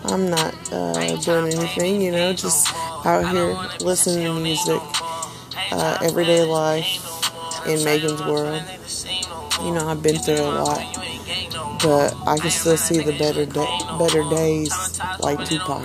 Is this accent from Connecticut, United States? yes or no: no; Tulsa, Oklahoma, United States; I'm from Tulsa, Oklahoma